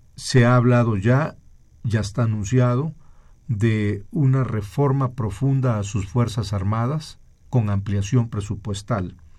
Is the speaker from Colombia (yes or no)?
no; Mexico; somos los mexicanos